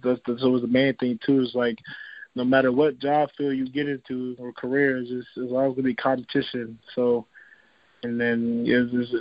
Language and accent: English; Wilkes-Barre, Pennsylvania, United States; Growing up, when I'm, like, in Wilkes-Barre